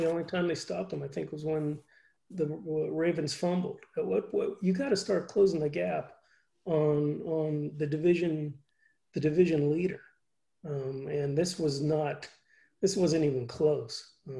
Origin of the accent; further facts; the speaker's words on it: Ohio, United States; I was raised in Ohio.